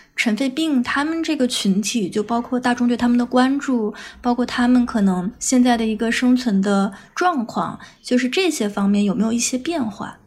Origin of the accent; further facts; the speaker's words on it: Guizhou, China; 我家也是这个南方的嘛，就是我家是这个，呃，贵州的